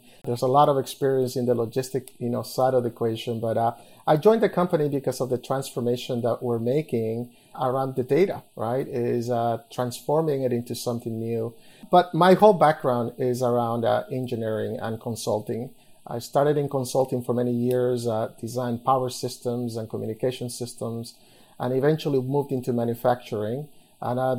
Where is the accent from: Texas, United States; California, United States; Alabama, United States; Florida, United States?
Florida, United States; Miami; also born or lived in Nicaragua; I actually came to the U.S. when I was about 5 years old. And, like most people from Latin America, end up in Miami, right? And I kind of did, the majority of my childhood